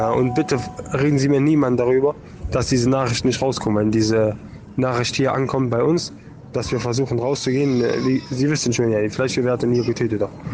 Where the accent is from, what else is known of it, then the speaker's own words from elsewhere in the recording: Germany; moved away; ich bin äh, Deutsche, Deutscher